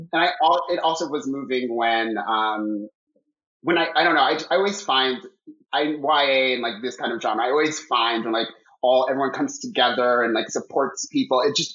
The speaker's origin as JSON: {"language": "English", "town": "Miami", "region": "Florida", "country": "United States", "tie": "born or raised there", "said": "I grew up in Miami"}